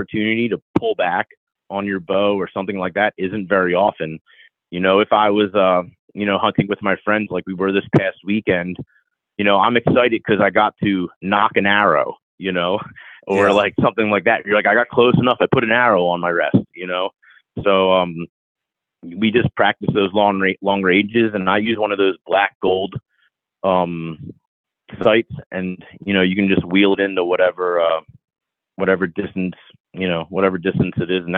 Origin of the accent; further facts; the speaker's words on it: Pennsylvania, United States; now in Arizona, United States; growing up in Bucks County, Pennsylvania, I've taken an archery lesson from a professional. But when I moved out here, the Arizona Archery Club was right down the street from my house